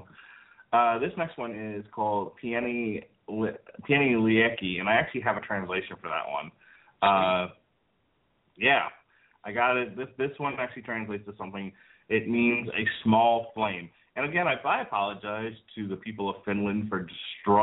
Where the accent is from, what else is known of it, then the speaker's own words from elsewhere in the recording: New York, United States; moved away; also born or lived in Florida; And I grew up in New York, and none of the homes that I lived in New York, and there were two of them, had fireplaces